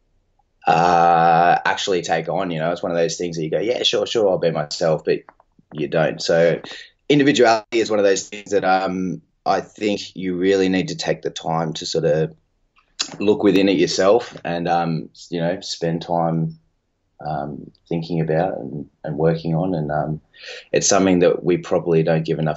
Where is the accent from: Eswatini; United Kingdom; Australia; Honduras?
Australia; Sydney, New South Wales; we're based in the northwestern suburbs of Sydney, which is where I grew up in Ryde.